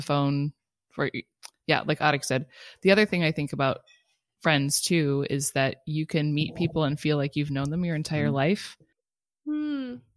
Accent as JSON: {"language": "English", "town": "Culver City", "region": "California", "country": "United States", "tie": "born or raised there", "said": "growing up in California, there was no other family in California"}